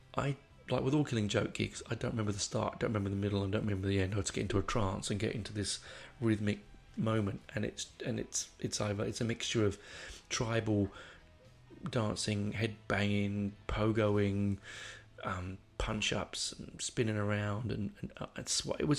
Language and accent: English; London, United Kingdom; moved away; I grew up on the Northern Line, which is a shithole of a of a train line